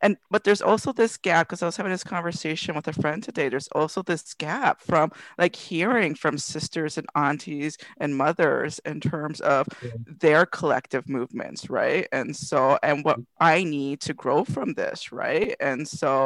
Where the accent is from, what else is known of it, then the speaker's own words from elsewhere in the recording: Toronto, Ontario, Canada; I grew up in Regent Park